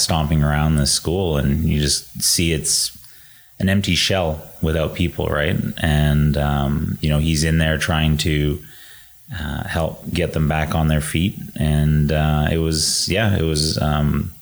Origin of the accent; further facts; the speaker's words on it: Edmonton, Alberta, Canada; we started growing up in Edmonton